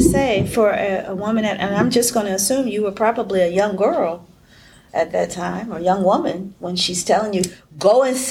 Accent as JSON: {"language": "English", "region": "Ohio", "country": "United States", "said": "I'm from the Midwest, from Ohio."}